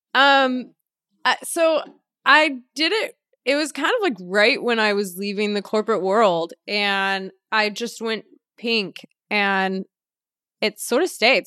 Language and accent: English; Los Angeles, California, United States; Born and raised Los Angeles